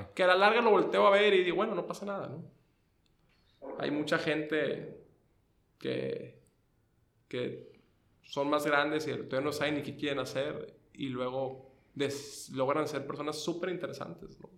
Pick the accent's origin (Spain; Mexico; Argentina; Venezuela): Mexico; Tamaulipas; moved away as an adult; now in Tijuana, Mexico; yo soy de Tamaulipas